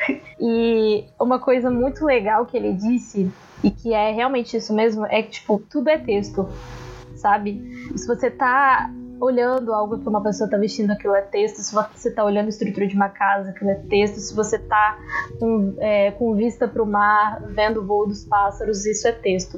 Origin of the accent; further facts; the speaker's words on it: Vitória, Espírito Santo, Brazil; sou de Vitória, Espírito Santo